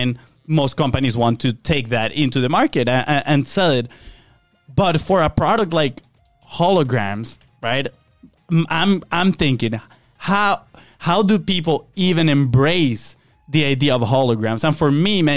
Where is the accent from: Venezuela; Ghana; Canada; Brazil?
Venezuela; moved away; we are from Venezuela. We grew up in Venezuela. Our family is still in Venezuela